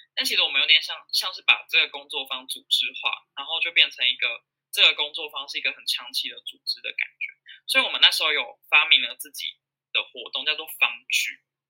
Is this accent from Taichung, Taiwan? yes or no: no; Yilan County, Taiwan; 我是宜兰人，然后，呃，现在是南洋人社的创办人，也是现在的负责人